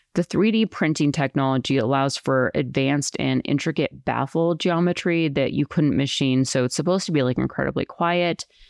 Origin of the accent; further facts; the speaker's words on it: Colorado, United States; moved away as an adult; also born or lived in New York City; I'm from Colorado, I left when I was eighteen, went to New York City